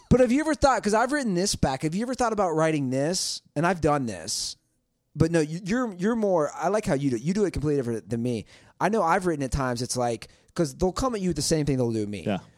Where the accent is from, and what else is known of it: Cincinnati, Ohio, United States; born or raised there; moved away